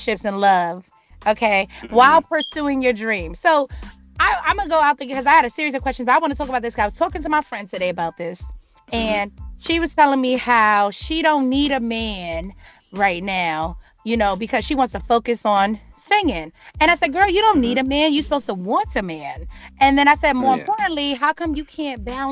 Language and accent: English; New York, United States; moved away as an adult; now in Washington, United States; I'm from New York, right? I'm a New Yorker